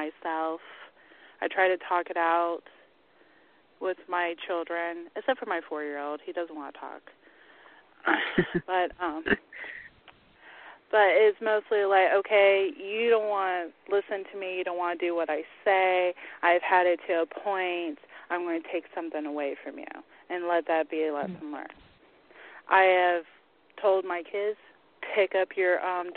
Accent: the South, United States; I am from the South

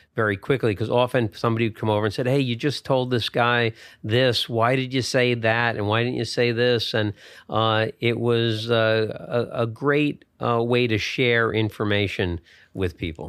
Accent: Bergen County, New Jersey, United States; I grew up in Bergen County, New Jersey

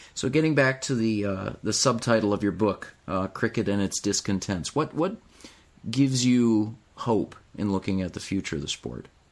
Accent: United States; as an American

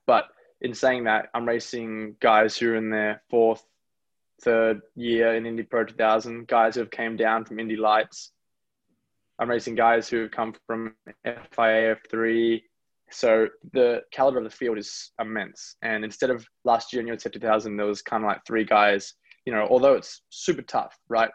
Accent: Australia; moved away; also born or lived in United States / New Zealand; I'm really proud to have grown up in Australia, and I'm really proud to be born in America. But you know, I'm definitely a New Zealander

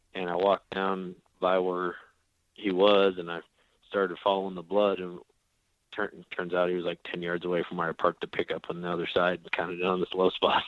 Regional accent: South Dakota, United States; moved away as an adult; now in Oklahoma, United States; I was growing up in South Dakota

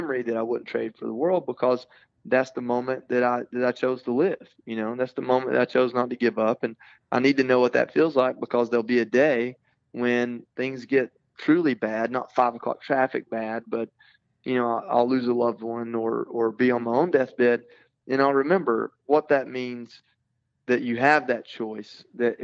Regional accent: Georgia, United States; I'm from a small town in Georgia.

